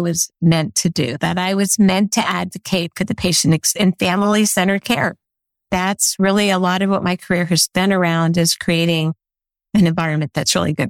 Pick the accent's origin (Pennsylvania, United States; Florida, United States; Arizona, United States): Florida, United States; St. Petersburg; also born or lived in Detroit, Michigan; I actually was born in Detroit, but my parents moved me to Florida when I was 3. So I consider myself a Florida girl